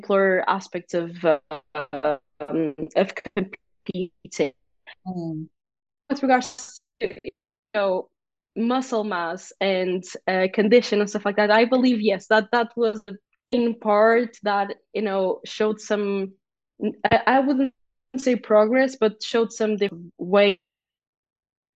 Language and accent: English; Portugal; first language Portuguese; English is a second language